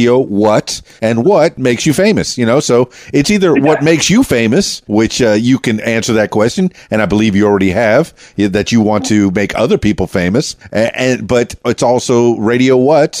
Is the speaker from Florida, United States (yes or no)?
yes; Miami, Florida, United States; also born or lived in Orlando; I'm from Miami